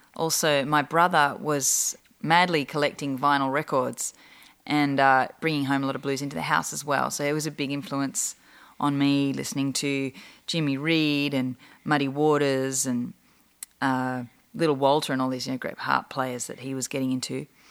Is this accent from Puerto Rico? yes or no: no; Australia; now in Los Angeles, United States